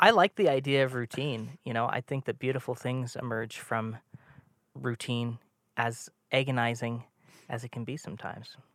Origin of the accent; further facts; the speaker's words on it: Toronto, Ontario, Canada; moved away; I'm from Toronto, uh, or was for a long time.